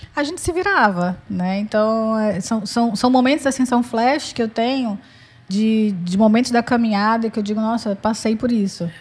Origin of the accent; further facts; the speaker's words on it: Pará, Brazil; also born or lived in Minas Gerais / Fortaleza; Eu, apesar de eu ter nascido em Minas, mas eu, eu, me criei no Pará desde pequena